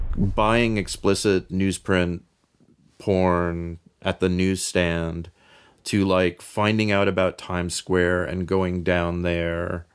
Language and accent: English; New York City, New York, United States; moved away; also born or lived in Bay Area, California; I grew up in New York City, on the Upper West Side